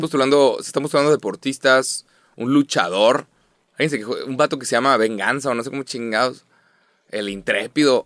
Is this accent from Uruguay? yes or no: no; Mexico; como nos hablamos los mexicanos